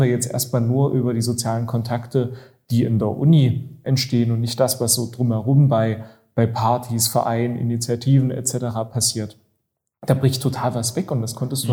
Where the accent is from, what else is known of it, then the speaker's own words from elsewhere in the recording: Halle, Saxony-Anhalt, Germany; ich bin ja gebürtiger Hallenser